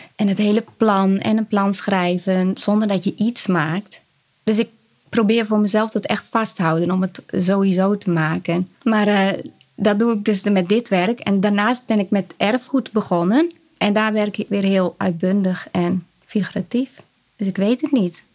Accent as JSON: {"language": "Dutch", "town": "Urk", "region": "Flevoland", "country": "Netherlands", "said": "Ik kom uit Urk"}